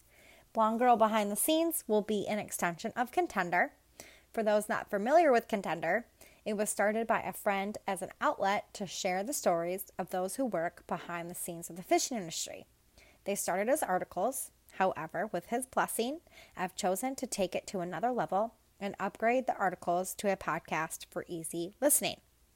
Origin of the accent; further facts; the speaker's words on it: Pinckney, Michigan, United States; now in Mooresville, United States; I am from Hell, Pinckney, Michigan, a place that will forever and always have a little piece of my black heart, but I currently reside in Mooresville, North Carolina.